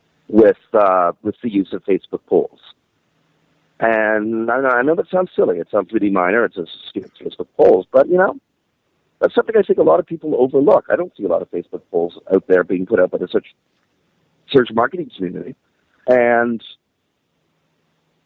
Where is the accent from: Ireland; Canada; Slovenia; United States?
Canada; Toronto, Ontario; I'm a local host. I'm from Toronto